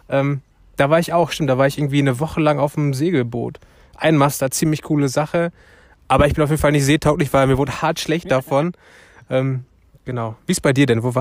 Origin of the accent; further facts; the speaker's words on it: Turkey; now in Germany; Ich bin Türke, ne? Also eigentlich fahre ich jedes Jahr in die Türkei